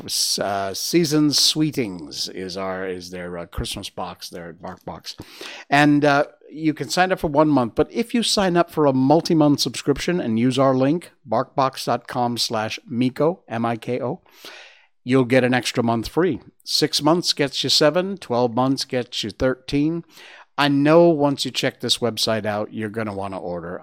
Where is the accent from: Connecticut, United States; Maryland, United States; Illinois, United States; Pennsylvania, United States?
Connecticut, United States; Northwest; now in Malaysia; my hometown in Northwest Connecticut